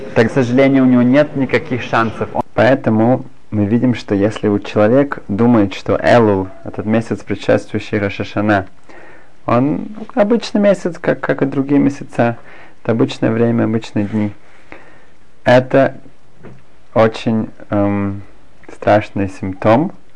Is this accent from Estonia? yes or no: no; Germany; moved away as an adult; also born or lived in Berlin; now in Israel; я сам из Германии